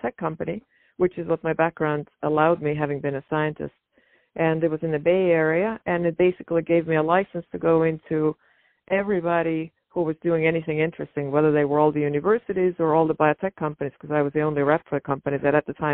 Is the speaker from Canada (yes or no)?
no; Estonia; moved away as an adult; now in United States; I grew up in Estonia, and it was a Soviet-occupied country back over in northeastern Europe